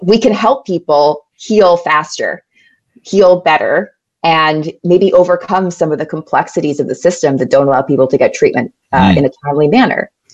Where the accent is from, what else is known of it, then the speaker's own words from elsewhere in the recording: New York City, New York, United States; I grew up in New York City. Uh, born and raised in Manhattan, New York